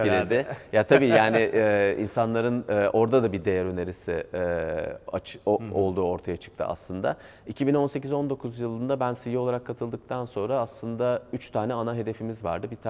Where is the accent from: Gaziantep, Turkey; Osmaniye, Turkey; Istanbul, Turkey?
Gaziantep, Turkey; Ben şey Gaziantepliyim.